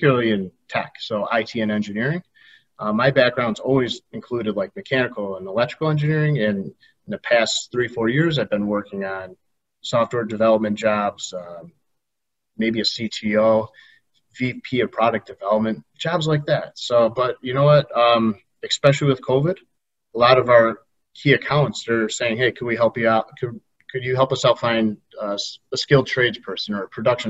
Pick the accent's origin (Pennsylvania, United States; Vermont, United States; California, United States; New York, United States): New York, United States; Rochester; moved away as an adult; now in Buffalo, United States; I was born in Rochester